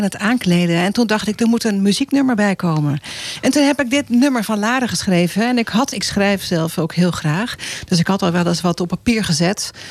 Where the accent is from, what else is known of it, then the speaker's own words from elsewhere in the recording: Sint Maarten; also born or lived in Gouda / Moordrecht; ik eigenlijk eh, kort gewoond. via Moordrecht zijn we verhuisd toen naar Sint Maarten. Ik was nog heel